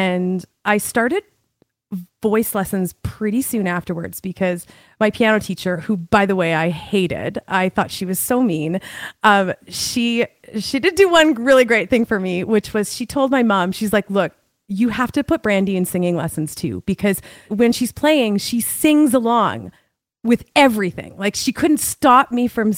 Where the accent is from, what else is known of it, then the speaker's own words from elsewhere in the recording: Alberta, Canada; also born or lived in Lloydminster, Saskatchewan / Vancouver / Australia; now in Calgary, Canada; I'm originally from the province of Saskatchewan in Canada. Lloydminster is the name of my city, but I moved to Alberta when I was 11. So I've spent most of my life in Alberta.